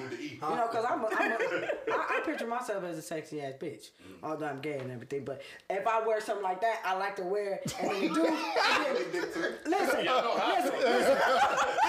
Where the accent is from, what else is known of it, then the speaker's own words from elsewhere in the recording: Los Angeles, California, United States; now in Atlanta, United States; I'm from the jungle.